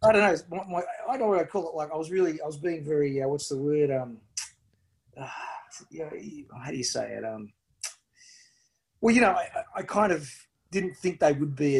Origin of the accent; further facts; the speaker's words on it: Sydney, New South Wales, Australia; Inner city Sydney